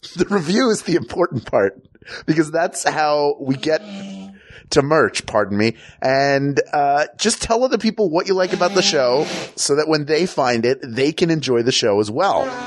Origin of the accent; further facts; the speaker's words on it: Philadelphia, Pennsylvania, United States; moved away; also born or lived in the Southern United States; I grew up in Philadelphia